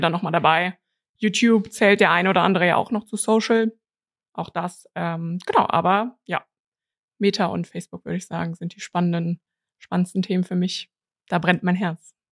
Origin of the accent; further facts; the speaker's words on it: Cologne, North Rhine-Westphalia, Germany; bin aus Köln